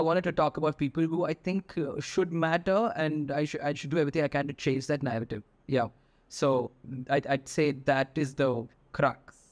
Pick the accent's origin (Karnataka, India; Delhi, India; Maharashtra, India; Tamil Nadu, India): Tamil Nadu, India; I was the only person who knew Tamil because I'm from Tamil Nadu